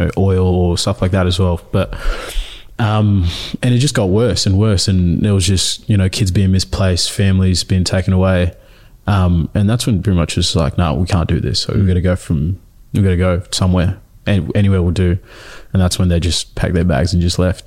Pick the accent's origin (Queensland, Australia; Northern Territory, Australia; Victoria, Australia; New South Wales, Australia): Victoria, Australia; Melbourne; born or raised there; first language Nuer; English is a second language; also born or lived in Ethiopia / Dandenong